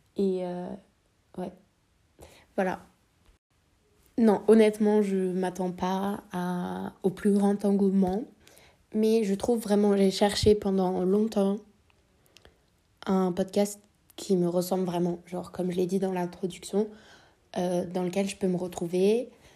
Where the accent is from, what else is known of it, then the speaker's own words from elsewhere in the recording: France; Je suis née en France, j'ai vécu en France toute ma vie